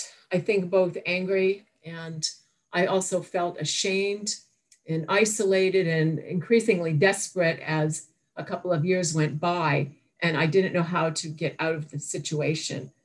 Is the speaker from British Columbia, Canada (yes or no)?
no; Toronto, Ontario, Canada; I was born in Toronto, Canada